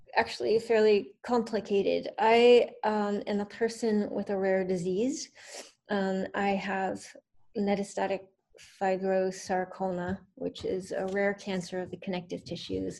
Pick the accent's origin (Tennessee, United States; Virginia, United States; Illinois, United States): Virginia, United States; Northern; moved away as an adult; now in Baltimore, United States; I grew up in Northern Virginia, uh, but I've been living in Baltimore for almost 18 years